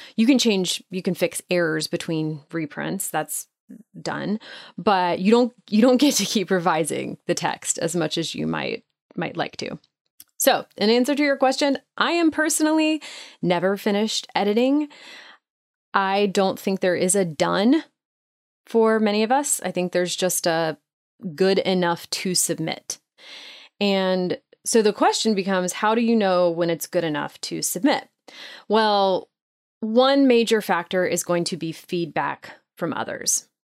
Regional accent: Nashville, Tennessee, United States; my hometown of Nashville

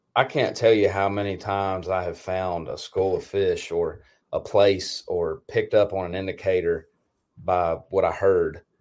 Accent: Tennessee, United States; also born or lived in Mississippi; I'm from Tennessee, but I have I have very close ties to Mississippi

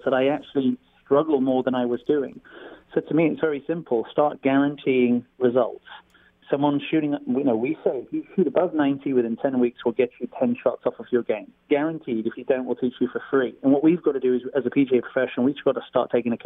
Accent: Stratford-upon-Avon, West Midlands, United Kingdom; moved away as an adult; also born or lived in California; now in Folsom, United States; I'm from Stratford-on-Avon, where Shakespeare is born

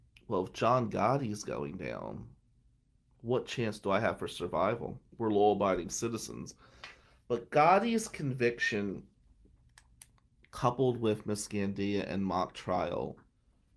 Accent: Atlantic City, New Jersey, United States; where we grew up in Ducktown, Nicky Scarfo, who was a big mafia guy, that was Scarfo's area, Ducktown.

